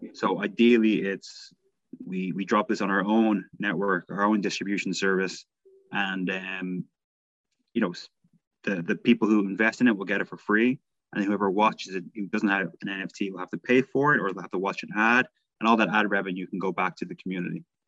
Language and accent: English; Ireland; I'm Irish, so you know my wife's my wife's from Manchester